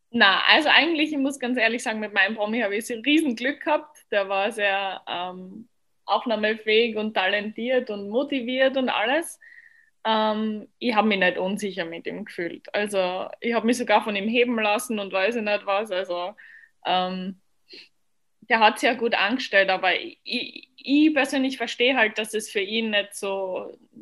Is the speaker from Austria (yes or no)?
yes; Austria; Und ich komme aus Österreich